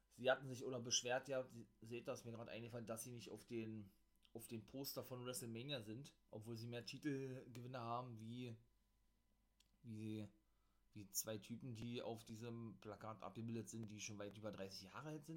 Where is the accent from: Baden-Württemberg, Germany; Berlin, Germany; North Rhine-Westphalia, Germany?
Berlin, Germany; accent: Berliner; Mein Berliner Akzent